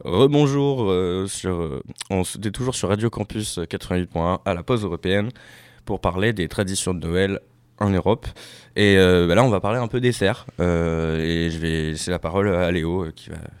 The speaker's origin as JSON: {"language": "French", "country": "Réunion", "said": "je suis français, mais je viens aussi de l'île de la Réunion"}